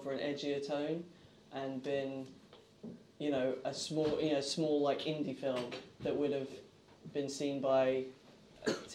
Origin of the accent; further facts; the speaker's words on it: England, United Kingdom; I was very much one of those English screenwriters. I think I'm very English in that respect